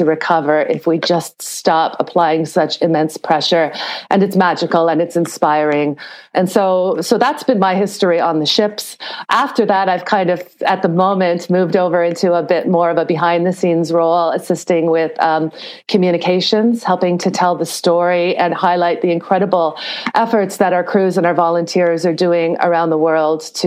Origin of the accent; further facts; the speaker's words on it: Toronto, Ontario, Canada; I'm from Canada. I'm originally from Toronto